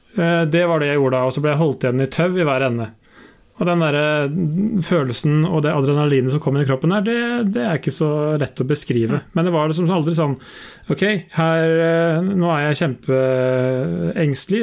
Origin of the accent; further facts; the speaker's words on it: Sarpsborg, Østfold, Norway; jeg er fra Sarpsborg. Nå er jeg dog fra landsbygda i eh, Eller fra bygda i, i Sarpsborg. Født og oppvokst på et uh, småbruk.